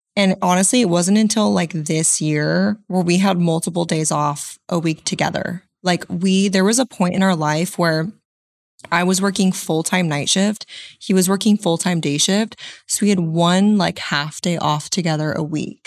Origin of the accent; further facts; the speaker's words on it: Central Coast, California, United States; now in Arizona, United States; I'm based out of Arizona, but I'm originally from Central Coast, California.